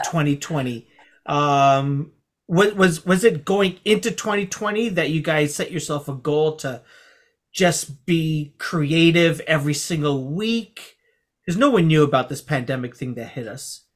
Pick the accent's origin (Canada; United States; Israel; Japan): Canada; Scarborough, Ontario; I'm from Scarborough